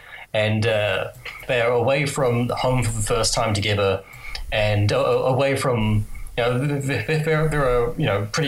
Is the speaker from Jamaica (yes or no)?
no; England, United Kingdom; and we don't know any of that because we're English, so we don't care about learning other languages.